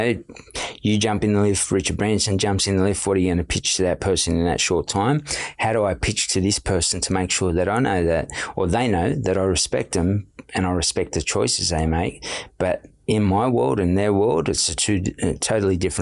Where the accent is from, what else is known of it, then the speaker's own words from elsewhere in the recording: Sydney, New South Wales, Australia; growing up in Redfern